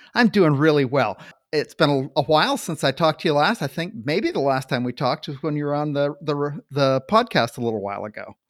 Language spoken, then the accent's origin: English; Maine, United States; I grew up in Maine